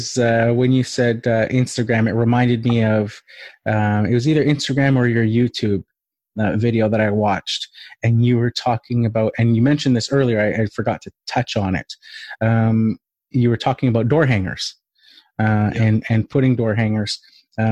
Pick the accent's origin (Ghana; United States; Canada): Canada; Vancouver, British Columbia; I'm from Vancouver